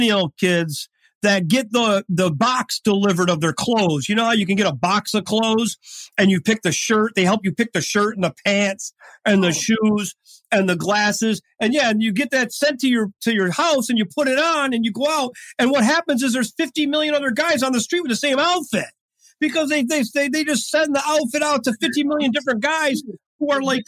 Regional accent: New York, United States; moved away; We're from New York originally

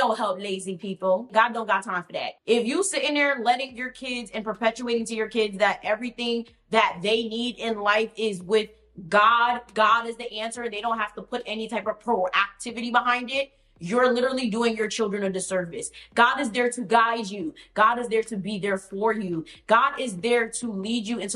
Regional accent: United States; I'm from America

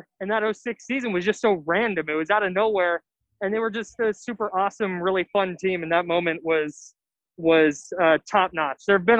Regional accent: Bay Area, California, United States; I grew up in the Bay Area.

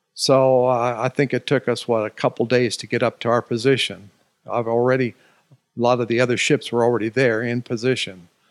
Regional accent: Alaska, United States; moved away as an adult; also born or lived in Olympia, Washington; from age three to age eighteen in Alaska.

